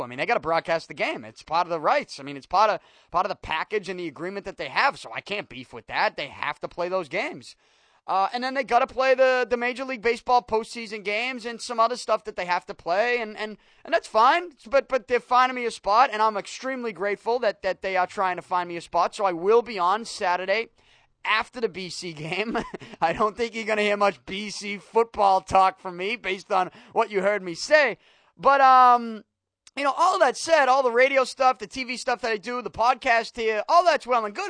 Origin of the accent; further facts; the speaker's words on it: Boston, Massachusetts, United States; I'm born and raised in Southie, and I'm sure that when you listen to me talk, you can tell I'm from here, born and raised